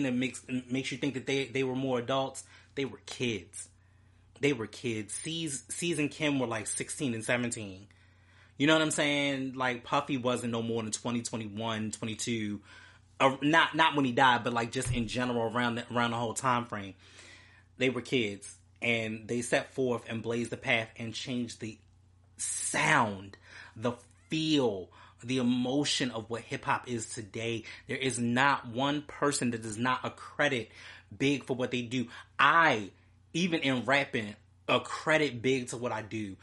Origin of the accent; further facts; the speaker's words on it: Baltimore, Maryland, United States; my hometown, Baltimore